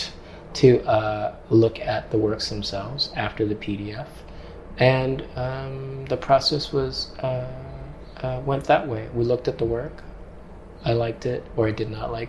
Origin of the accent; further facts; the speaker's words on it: Hong Kong; now in New York, United States; I'm not from New York. I'm from Hong Kong. And Hong Kong is a peninsula, so I was surrounded by water